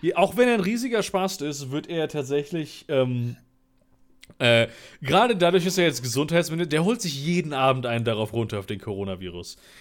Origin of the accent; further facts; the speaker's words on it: Cologne, North Rhine-Westphalia, Germany; Ich bin ja in Köln geboren.